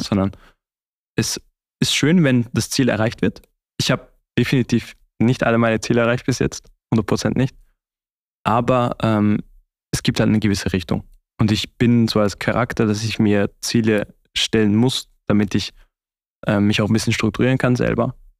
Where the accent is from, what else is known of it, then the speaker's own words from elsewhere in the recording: Austria; moved away as an adult; now in Switzerland; zu Hause wäre das wirklich bei meiner Familie in äh, Österreich